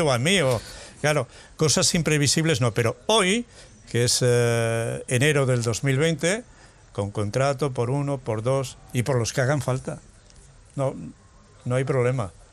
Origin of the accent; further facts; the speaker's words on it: Mas de las Matas, Aragon, Spain; moved away; cuando éramos unos críos ahí en mi pueblo, en Más de las Matas, en Teruel